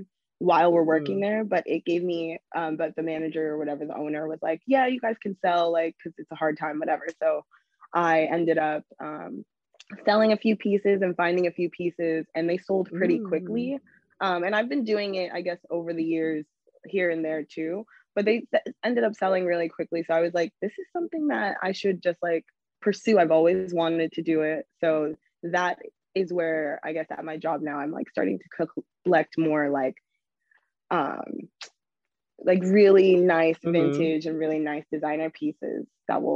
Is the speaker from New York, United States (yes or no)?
yes; New York, United States; born and raised in New York.